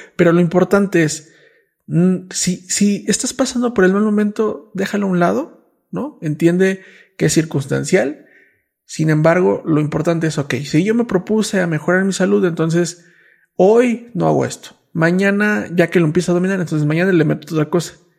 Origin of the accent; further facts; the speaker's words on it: Mexico; nací en México